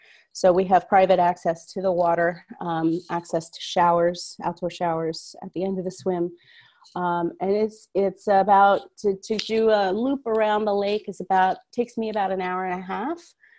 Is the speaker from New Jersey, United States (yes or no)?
yes; just outside of Philadelphia, New Jersey, United States; now in Waltham, United States; I live in Waltham, Massachusetts. I grew up in New Jersey, just outside of Philadelphia.